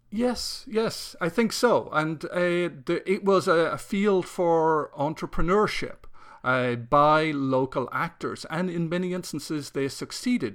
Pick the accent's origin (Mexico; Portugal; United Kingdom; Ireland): Ireland; growing up in Ireland